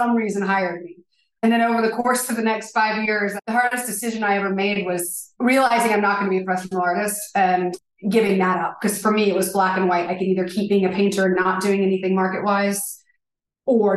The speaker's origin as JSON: {"language": "English", "region": "Alabama", "country": "United States", "tie": "born or raised there", "also_born_or_lived": "New York", "moved": "as an adult", "said": "I grew up in Alabama and I moved to New York to be a painter"}